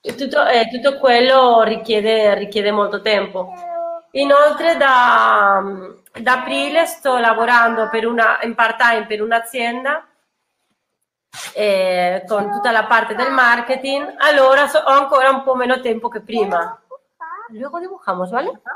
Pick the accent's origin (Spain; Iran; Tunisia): Spain; now in Italy; essendo spagnola